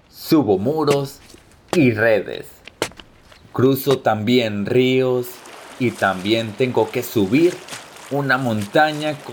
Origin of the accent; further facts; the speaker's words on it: Los Angeles, California, United States; born there; also born or lived in Mexico; now in Hawaii, United States; tengo 28 años. Nací en Los Ángeles y viví muchos años en México antes de regresar a los Estados Unidos. Ahora, desde hace un año, vivo en Hawái.